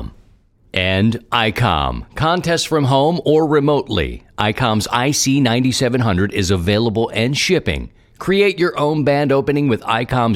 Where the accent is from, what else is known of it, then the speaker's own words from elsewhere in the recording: Baltimore, Maryland, United States; now in St. Louis, United States; It goes back to the East Coast, growing up in Baltimore, and you are bred to not like certain things